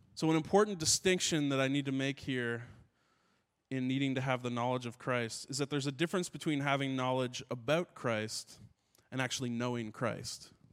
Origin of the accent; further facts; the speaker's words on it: Ottawa, Ontario, Canada; I grew up in Ottawa, and uh, in Ottawa